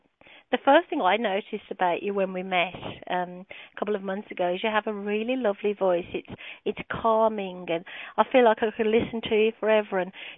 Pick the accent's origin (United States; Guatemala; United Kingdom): United Kingdom; Birmingham, West Midlands; accent: British; English accent, as you know, British, and I have evidently the worst British accent anyone could have. I come from Birmingham, and it's not posh like the Queen